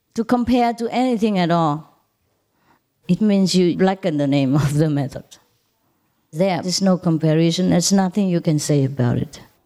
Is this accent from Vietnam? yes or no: yes; Vietnam; moved away; I was born in Vietnam